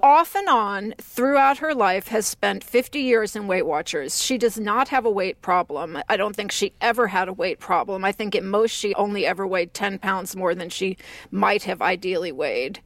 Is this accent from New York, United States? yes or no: no; Texas, United States; growing up in Texas